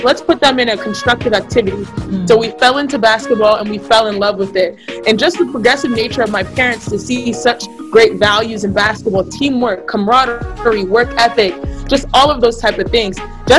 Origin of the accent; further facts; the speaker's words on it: Houston, Texas, United States; So growing up in Houston, Texas, we'd still go back home to Nigeria every year or so. And so we still, even though we grew up in Texas, I grew up in a Nigerian house, you know?